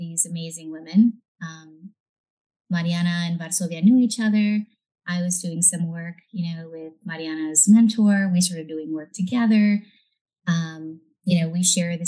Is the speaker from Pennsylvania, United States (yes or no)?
no; South Texas, United States; also born or lived in Monterrey, Nuevo León, Mexico / Alice, Texas / Corpus Christi, Texas; I really grew up in South Texas the majority of my life